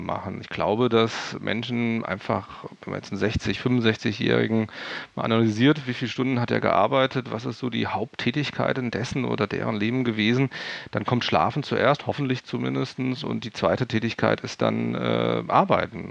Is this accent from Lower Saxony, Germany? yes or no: no; Hesse, Germany; accent: Hessian dialect; ich komme ja aus dem Hessischen, wenn ich irgendwie den ganzen Tag irgendwie meinen eigenen Kram vorlese, irgendwann bin ich müde und dann fange ich wieder an, Dialekt zu sprechen